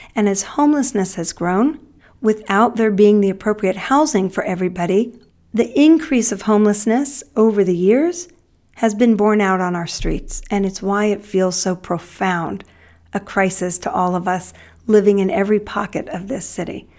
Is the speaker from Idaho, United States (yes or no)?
no; Los Angeles, California, United States; I grew up here in Los Angeles. I grew up in the San Fernando Valley in Northridge.